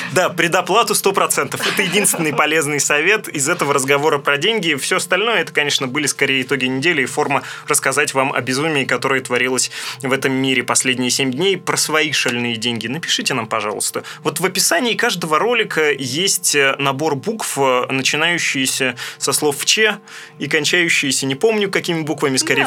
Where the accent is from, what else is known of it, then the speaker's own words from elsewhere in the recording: Russia; moved away; в моем родном городе, это небольшой райцентр, расположенный на берегу великой русской реки Камы